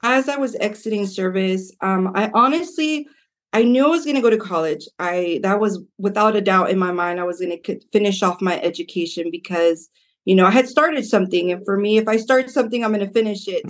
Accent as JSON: {"language": "English", "town": "Modesto", "region": "California", "country": "United States", "tie": "born or raised there", "said": "I grew up in South Side of Modesto."}